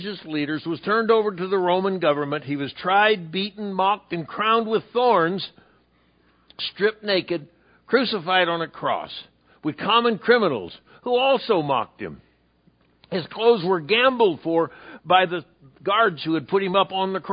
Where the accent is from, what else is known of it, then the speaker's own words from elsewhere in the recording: San Diego, California, United States; Calvary Baptist in San Diego, California, my hometown